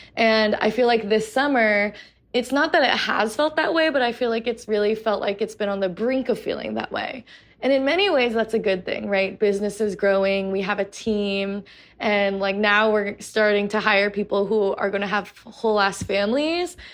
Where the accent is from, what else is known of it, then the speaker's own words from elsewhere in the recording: United States; also born or lived in New York City, New York / Portland, Oregon; we've grown up being catcalled on the streets of New York City. We've grown up with microaggressions and racism in Portland, Oregon and online